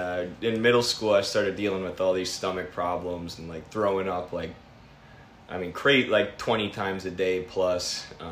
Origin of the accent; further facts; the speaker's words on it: Sauk Prairie, Wisconsin, United States; also born or lived in Manchester, Iowa; now in Dubuque, United States; I was born in Manchester. Okay. Yeah, so, then I moved to Wisconsin, I think I was two.